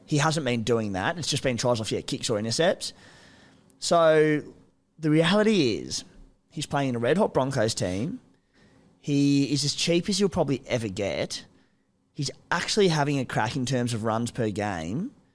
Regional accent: Cooma, New South Wales, Australia; moved away; I'm from Cooma

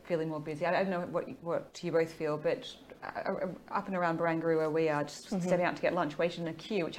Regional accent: Victoria, Australia; moved away; I'm from Victoria.

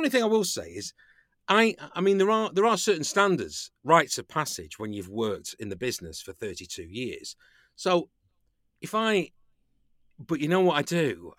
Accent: United Kingdom; I've not really been party to much of that as a British actor

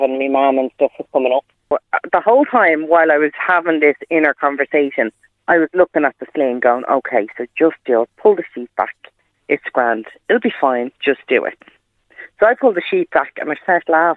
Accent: Ireland; we're Irish

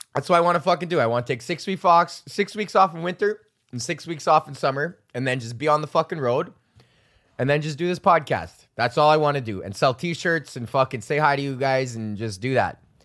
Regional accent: Canada; I'm fucking Canadian

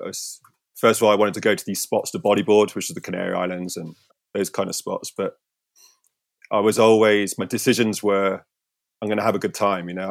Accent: St Ives, South West England, United Kingdom; my hometown. I grew up here in Saint Ives

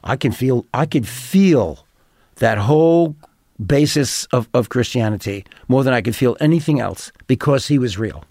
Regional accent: New York, United States; I'm from New York

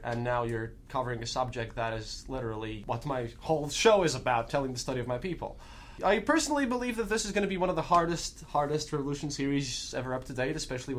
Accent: Russia; accent: Russian; English is a second language; I have to put on my thick Russian accent sometimes because people forget about it

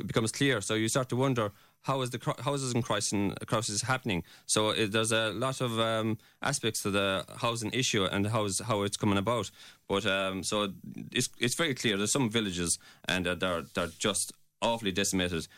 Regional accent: Glin, Munster, Ireland; I'm from Glynn

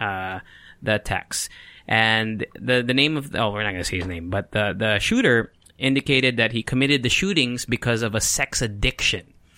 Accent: California, United States; also born or lived in Mira Mesa, San Diego; now in Philippines; I grew up in California

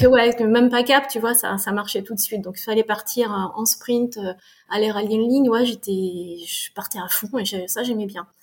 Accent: France; also born or lived in Canada / Fontainebleau, France; Je suis née au Canada, euh, j'ai vécu 13 mois, on est revenu vite en France, donc je suis d'une famille qui est complètement canadienne. J'ai grandi en France

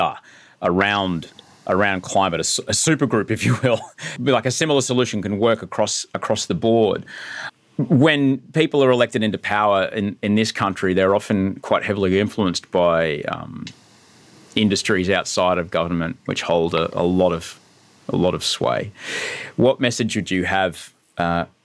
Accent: Brisbane, Queensland, Australia; Kenmore, which is near where I grew up in Brisbane

